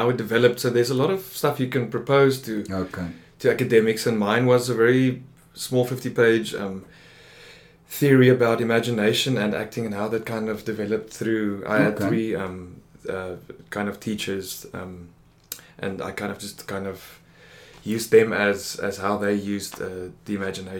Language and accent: English; Bloemfontein, Free State, South Africa; moved away as an adult; Born and bred, lived there for 24 years and then moved away.